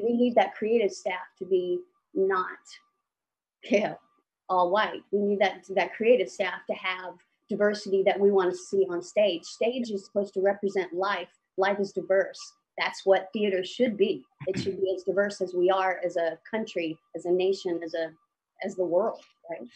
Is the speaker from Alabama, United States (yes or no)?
yes; Alabama, United States; moved away as an adult; also born or lived in Dallas / New York; I grew up in Alabama